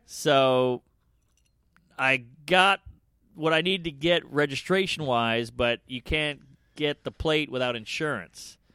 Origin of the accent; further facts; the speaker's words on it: New Orleans, Louisiana, United States; I'm from New Orleans. I'm a Southern cunt.